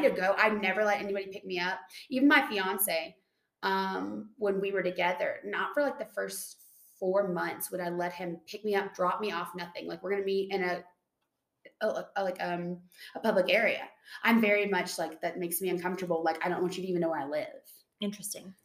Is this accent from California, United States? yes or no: no; Tennessee, United States; I'm from Tennessee.